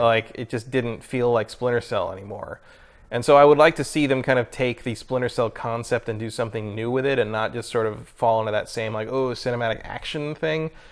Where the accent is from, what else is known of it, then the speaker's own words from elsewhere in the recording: San Mateo, California, United States; I was born down the peninsula, mm-hmm. and I think I was born in San Mateo.